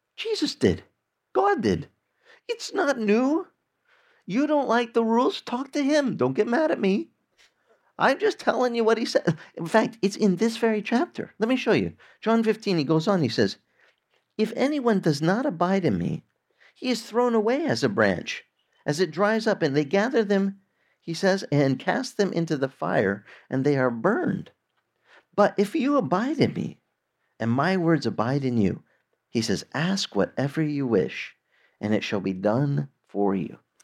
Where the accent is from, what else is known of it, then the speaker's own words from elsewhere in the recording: Arizona, United States; I grew up in Arizona where we had a lot of orange orchards